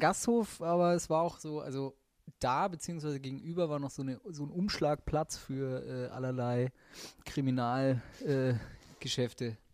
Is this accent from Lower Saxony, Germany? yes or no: no; Middle Franconia, Bavaria, Germany; now in Cologne, Germany; Ursprünglicher Franke aus Mittelfranken, Hilbertstein, Nürnberg